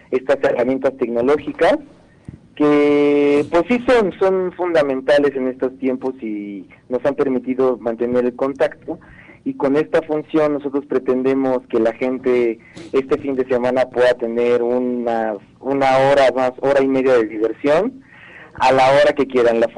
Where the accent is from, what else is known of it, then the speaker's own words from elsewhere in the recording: Puebla, Mexico; creo que es una oportunidad de que como poblanos nos podamos sumar a ayudar